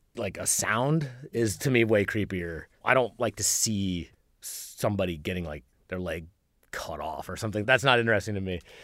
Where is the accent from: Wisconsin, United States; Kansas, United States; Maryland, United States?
Kansas, United States; Lawrence; moved away as an adult; also born or lived in Bronx, New York; now in Bloomington, United States; I'm from Lawrence, Kansas